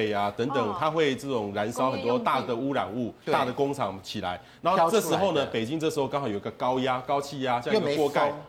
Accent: Taiwan; 那我们台湾人去那边就很不习惯，

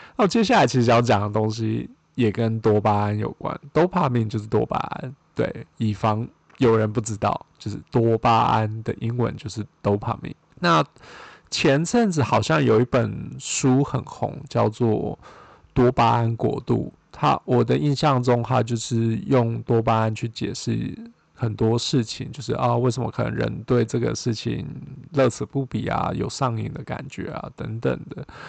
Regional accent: Taiwan; moved away as an adult; now in United States; 我是台湾人嘛

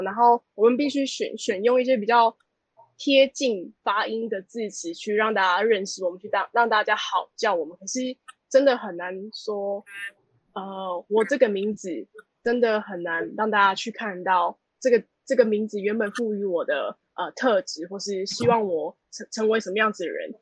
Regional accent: Taiwan; 我跟怡姐都是阿美族

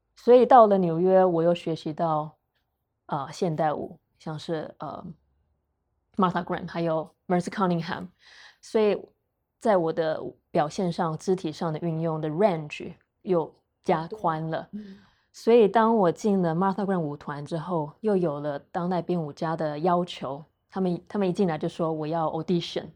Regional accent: Taiwan; moved away; also born or lived in United States; 我是台湾人

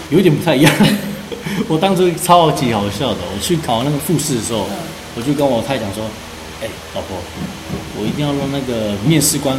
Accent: Pingtung County, Taiwan; moved away as an adult; also born or lived in Orchid Island (Lanyu); now in Orchid Island, Taiwan; 我是屏东人，我来到离岛

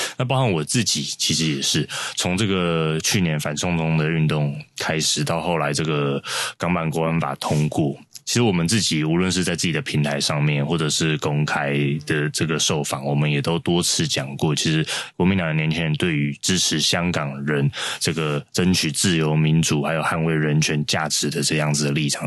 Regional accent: Taiwan; 我生在台湾，长在台湾

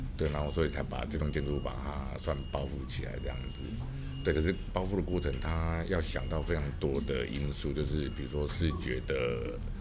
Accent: Kaohsiung, Taiwan; 我身为高雄人

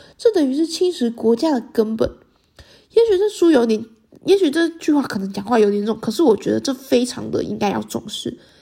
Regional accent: Taiwan; 身为台湾女性的我

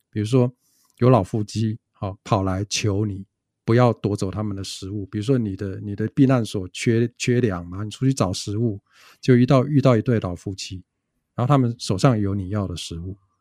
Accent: Taichung, Taiwan; 我们不是台北人啊，我是台中人

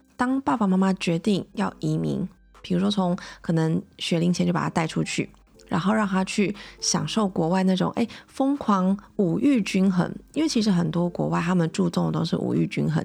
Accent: Taiwan; 我是土生土长地在台湾念书，我完全没有出国念书

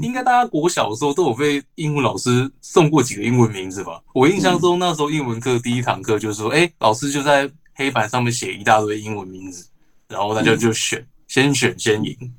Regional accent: Taiwan; 毕竟我们都是台湾人，在台湾公司工作。

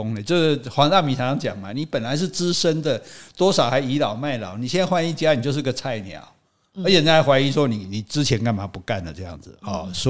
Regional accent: Taiwan; 那听说我们台湾人的平均收入是五万了

